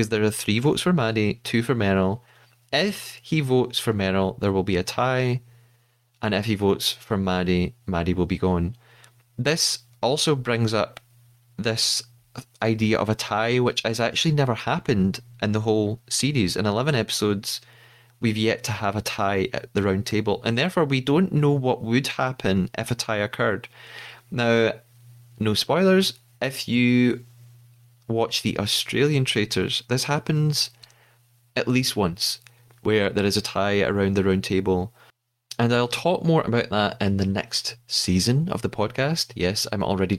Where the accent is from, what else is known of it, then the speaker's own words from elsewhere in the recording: Scotland, United Kingdom; As a Scottish person